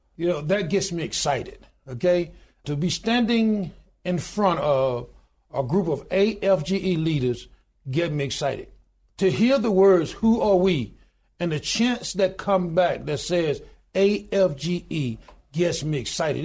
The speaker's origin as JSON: {"language": "English", "town": "Goodwater", "region": "Alabama", "country": "United States", "tie": "born or raised there", "said": "I was born in the Deep South. of born in a little small town in good water, Alabama, population twelve hundred and ninety-two today"}